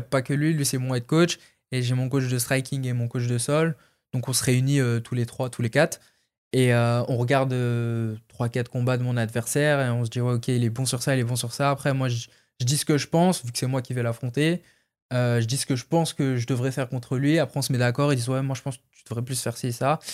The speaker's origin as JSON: {"language": "French", "country": "France", "said": "vu que j'ai fait comme tous les Français beaucoup de combats en France au début"}